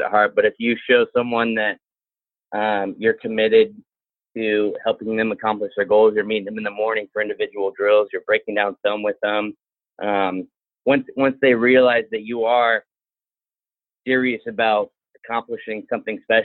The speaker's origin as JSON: {"language": "English", "region": "Midwest", "country": "United States", "moved": "yes", "lives_now": "Virginia, United States", "said": "I'm from the Midwest."}